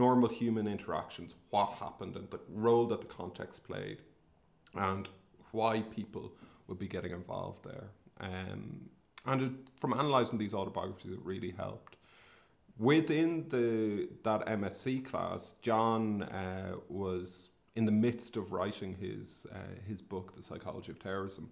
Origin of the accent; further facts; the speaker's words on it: Sligo, Connacht, Ireland; I'm from Sligo, in the northwest of the Republic of Ireland. And I grew up during the 80s and 90s